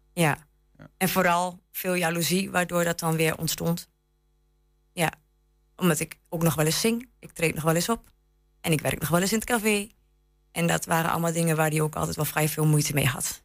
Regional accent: Enschede, Overijssel, Netherlands; moved away as an adult; now in Lattrop, Netherlands; ik kom uit Enschede inderdaad. Ik eh, ben hier geboren getogen

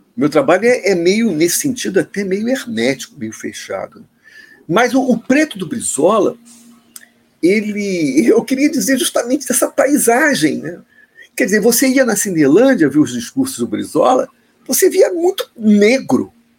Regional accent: Rio de Janeiro, Brazil; Eu sou carioca

